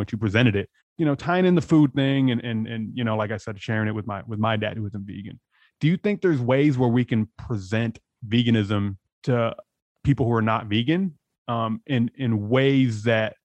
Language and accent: English; San Diego, California, United States; moved away as an adult; also born or lived in Los Angeles; I'm from San Diego.